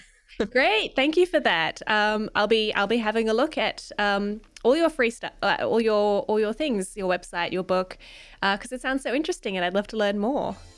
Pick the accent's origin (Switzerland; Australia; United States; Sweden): Australia; also born or lived in Melbourne; being an Australian